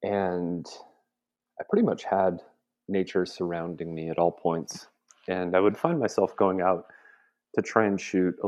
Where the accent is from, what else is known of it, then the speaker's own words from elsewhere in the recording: Montana, United States; I grew up in Western Montana. So, I mean, the outdoors were all over and around me every day.